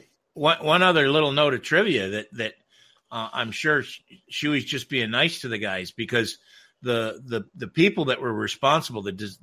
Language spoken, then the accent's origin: English; United States; I'm American.